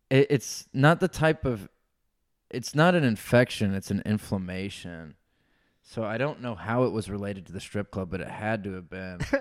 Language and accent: English; Forsyth County, North Georgia, United States; moved away as an adult; also born or lived in Illinois / Atlanta / Idaho; now in Austin, United States; I was born in Illinois, so I, I was born in Illinois. So my whole family's from Illinois, but I only lived there till I was like four years old. So I ah. spent my whole life in Georgia